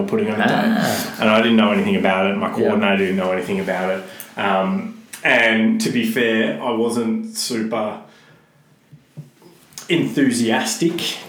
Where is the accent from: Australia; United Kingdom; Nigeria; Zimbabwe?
Australia; Melbourne, Victoria; from Glenroy, went to school in Broadmeadows